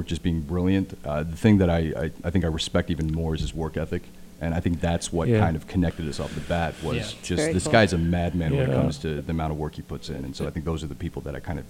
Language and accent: English; Indiana, United States; now in Los Angeles, United States; I'm from Indiana, and so growing up in Indiana, it's like LA wasn't like a real thing to me.